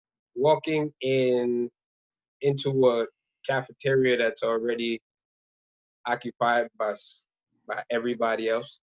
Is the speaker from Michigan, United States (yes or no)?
no; New York City, New York, United States; born or raised there; also born or lived in Rwanda